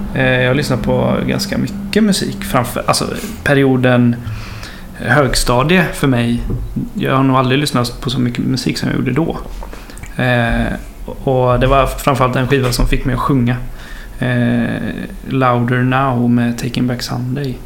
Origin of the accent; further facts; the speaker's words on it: Horred, Västra Götaland, Sweden; moved away as an adult; also born or lived in Kinna; now in Gothenburg, Sweden; Jag är uppvuxen i Marks kommun men inte i Kina